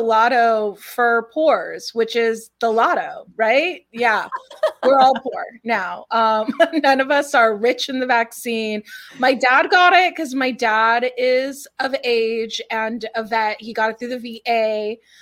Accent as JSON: {"language": "English", "town": "Los Angeles", "region": "California", "country": "United States", "tie": "born or raised there", "said": "I was born and raised in Los Angeles"}